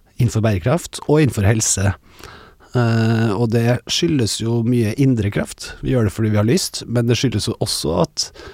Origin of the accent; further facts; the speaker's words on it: Trøndelag, Norway; vi er jo trøndere